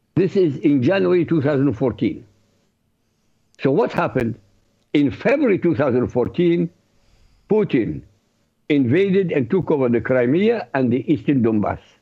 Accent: Iraq; moved away; I used to read the newspapers, Arab, because I come from Iraq, so I read Arabic newspaper

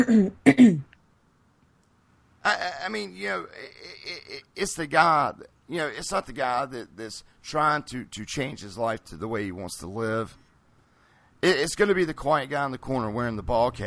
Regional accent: Greensboro, North Carolina, United States; I'm from North Carolina. Greensboro, North Carolina. Born and raised here, still live here.

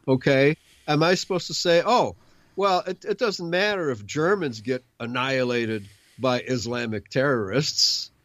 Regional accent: United States; my right as an American

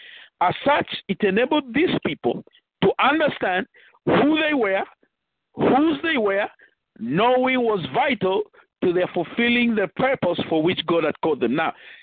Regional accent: Nigeria; moved away as an adult; now in Virginia, United States; When I came from Nigeria, I started a Bible school

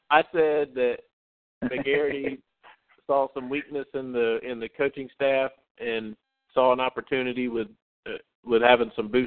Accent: Harris County, Alabama, United States; I'm from Harris County, Alabama.

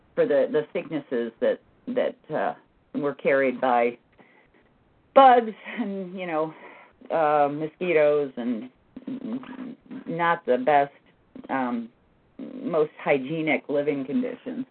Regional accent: Massachusetts, United States; moved away; also born or lived in New Jersey; I grew up in Massachusetts

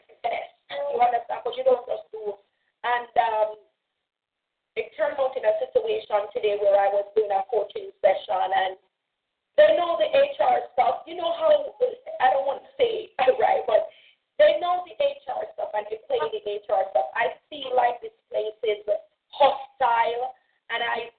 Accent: Jamaica; now in United States; I tend to get back to Jamaica, and some of my Jamaican stuff that I know

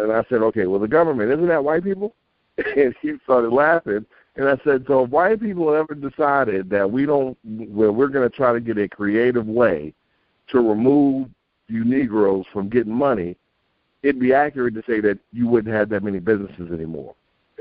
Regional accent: New York City, New York, United States; When I was growing up in Queens in New York

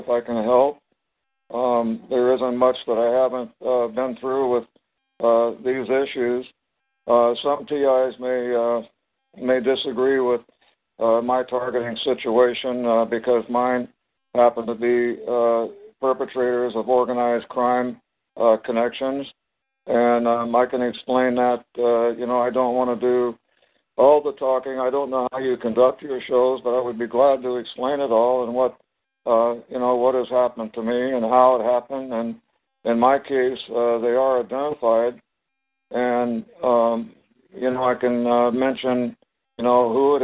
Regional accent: Topeka, Kansas, United States; moved away; also born or lived in Colorado / San Diego / Long Beach; I was born in Topeka, Kansas

